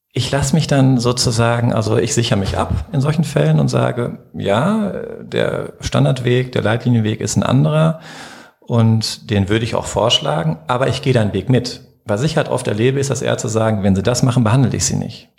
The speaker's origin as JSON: {"language": "German", "town": "Herdecke", "region": "North Rhine-Westphalia", "country": "Germany", "tie": "born or raised there", "also_born_or_lived": "Marburg / Cologne", "said": "ich bin auch hier in Herdecke geboren"}